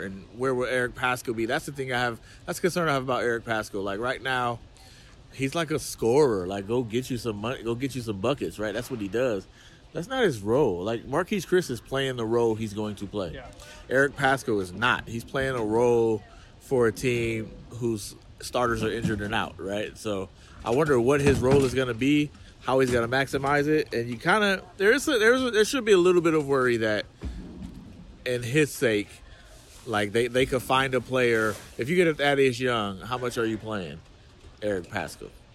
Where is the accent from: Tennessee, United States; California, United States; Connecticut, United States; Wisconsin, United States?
California, United States; I'm from Cali